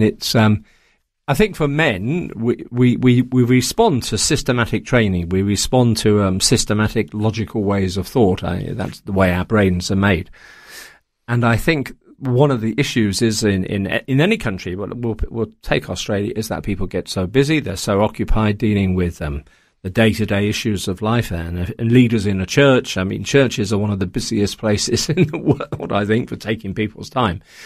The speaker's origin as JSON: {"language": "English", "town": "Coventry", "region": "West Midlands", "country": "United Kingdom", "tie": "born or raised there", "also_born_or_lived": "Taiwan", "moved": "yes", "said": "I grew up in Coventry in England, um, in the, the fifties and the sixties"}